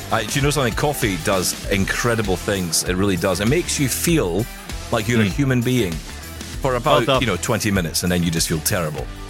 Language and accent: English; United Kingdom; Being British